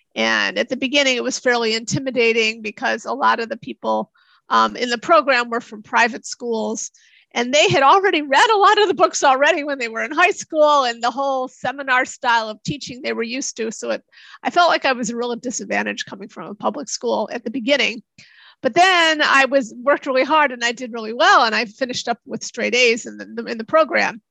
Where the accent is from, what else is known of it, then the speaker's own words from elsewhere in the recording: Chicago, Illinois, United States; moved away as an adult; also born or lived in Tokyo; I grew up near Chicago